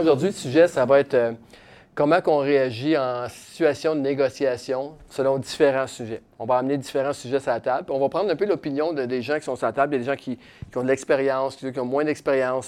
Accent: Quebec City, Quebec, Canada; now in Shawinigan, Canada; moi je viens de Québec, j'habite à Shawinigan

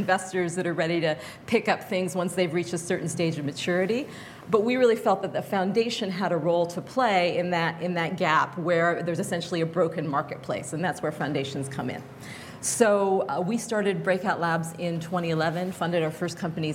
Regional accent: Fairbanks, Alaska, United States; moved away; I grew up in Fairbanks, Alaska

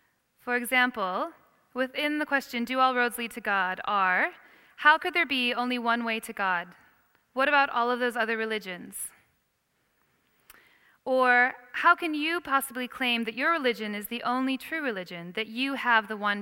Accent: Iowa, United States; moved away as an adult; also born or lived in Chicago, United States / Perth, Australia; now in London, United Kingdom; I grew up on a farm in Iowa. And then I moved to Chicago to study

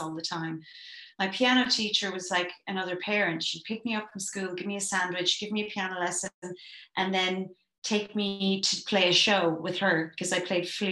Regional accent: Ireland; as an Irish person

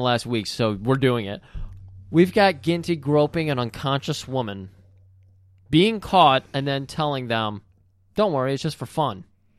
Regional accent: Detroit, Michigan, United States; we're from Detroit.

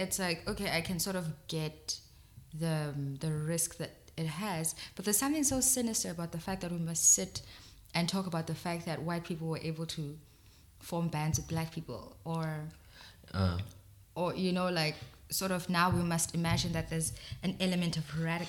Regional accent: South Africa; And then 2010 comes and no one's black, no one's white, we're all South African

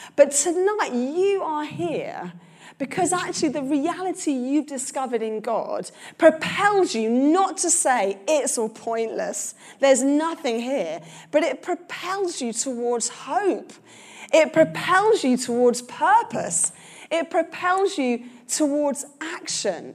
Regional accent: London, United Kingdom; I'm a Londoner.

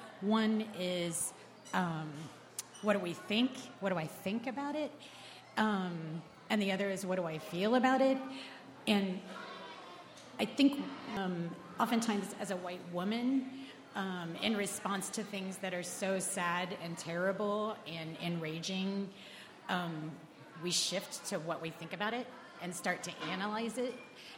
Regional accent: Ohio, United States; now in Seattle, United States; Originally from Ohio.

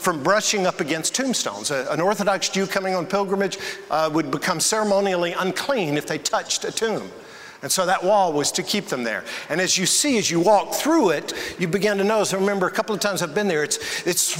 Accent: Colorado, United States; I'm from Colorado

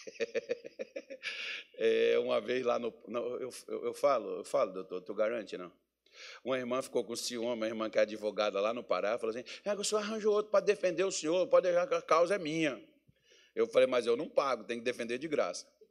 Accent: Minas Gerais, Brazil; moved away; eu sou mineiro

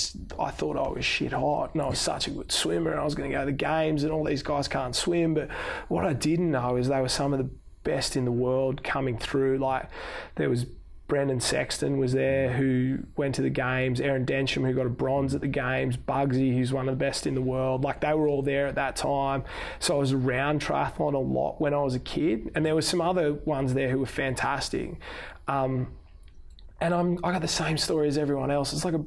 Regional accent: Wollongong, New South Wales, Australia; I grew up in Wollongong swimming with Bugs when we were kids.

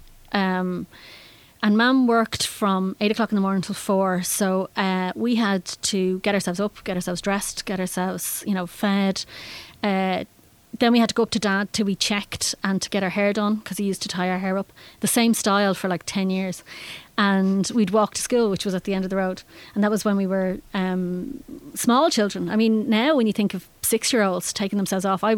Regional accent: Howth, Leinster, Ireland; moved away as an adult; also born or lived in Germany; I grew up in Howth and didn't actually realise how fantastic it was until I left

